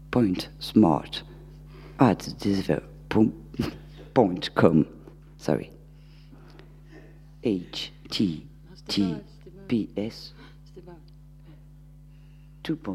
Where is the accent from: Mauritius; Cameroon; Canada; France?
France; Bordeaux, Nouvelle-Aquitaine; accent: Bordeaux; C'est mon accent bordelais.